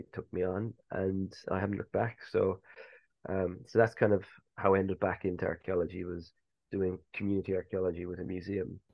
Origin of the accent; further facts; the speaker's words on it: Cork, Munster, Ireland; moved away as an adult; also born or lived in Edinburgh; now in England; Growing up in Ireland